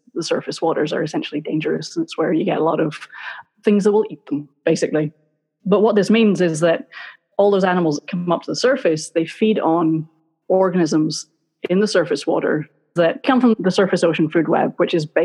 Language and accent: English; Glasgow, Scotland, United Kingdom; moved away as an adult; now in Florida, United States; I grew up in Scotland. I grew up in Glasgow.